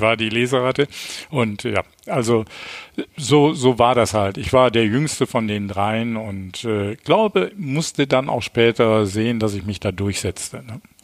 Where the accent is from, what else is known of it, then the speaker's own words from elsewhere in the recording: Düsseldorf, North Rhine-Westphalia, Germany; geboren äh, 11. Mai 1953 in Düsseldorf und äh, als drittes von fünf Kindern und bin aufgewachsen